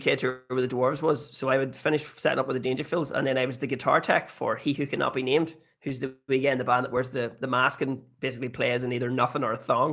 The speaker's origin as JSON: {"language": "English", "area": "Bessbrook, Armagh", "region": "Northern Ireland", "country": "United Kingdom", "said": "I'm from Bestwick and Armagh"}